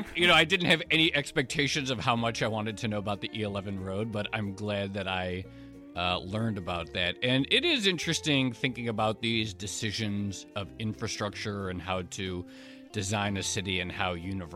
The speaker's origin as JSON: {"language": "English", "town": "Detroit", "region": "Michigan", "country": "United States", "tie": "born there", "said": "I was born in Detroit"}